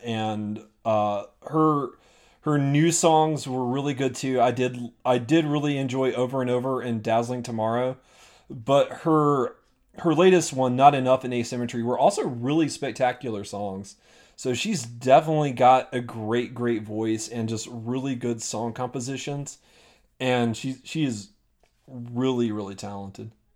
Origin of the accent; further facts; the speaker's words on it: United States; as an American